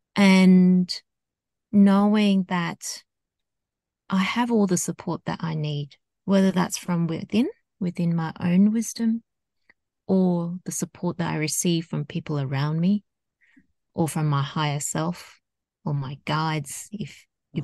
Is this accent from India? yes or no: no; Australia; I grew up in Australia, so my background is Hong Kong Chinese, and I've grown up in predominantly a uh, Caucasian um, society in Australia.